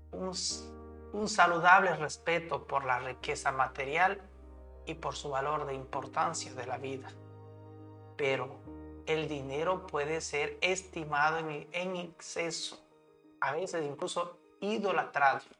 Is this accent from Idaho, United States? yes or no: yes; Idaho, United States; born there; Nací en Indao, donde se encuentra el Parque Nacional para Yellowstone, Yellowstone perdón, donde se encuentra el Parque Nacional de Yellowstone y todavía no lo he visitado.